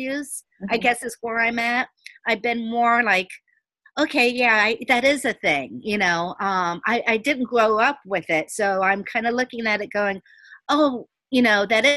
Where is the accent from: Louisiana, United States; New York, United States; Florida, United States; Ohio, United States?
Florida, United States; Miami Gardens; I grew up in Carroll City, so mm-hmm. I was the minority there